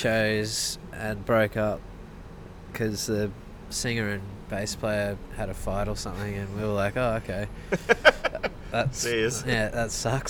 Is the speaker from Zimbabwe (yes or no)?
no; Goulburn, New South Wales, Australia; now in Melbourne, Australia; We actually grew up in Goulburn.